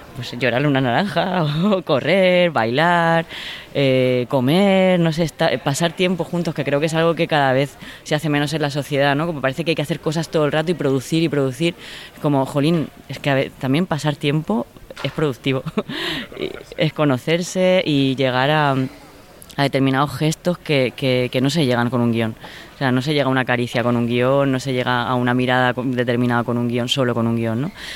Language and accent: Spanish; Orihuela, Valencian Community, Spain; moved away; mi pueblo, en Orihuela, en la Vega Baja del Segura.